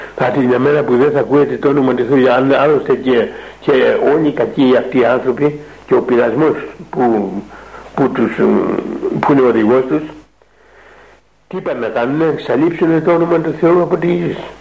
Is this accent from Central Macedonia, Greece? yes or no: no; Kefalonia, Ionian Islands, Greece; now in Mount Athos, Greece; πήγα σε ένα μοναστεράκι που έχουμε εκεί ε, κοντά στο χωριό μου